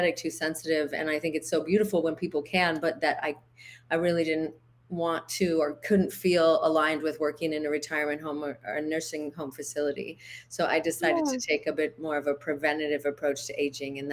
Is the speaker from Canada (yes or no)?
yes; Canada; moved away as an adult; also born or lived in United States / Big Island, Hawaii; now in Hawaii, United States; I'm originally from Canada